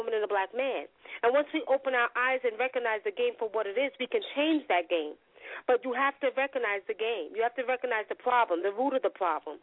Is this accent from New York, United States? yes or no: yes; New York, United States; I'm from New York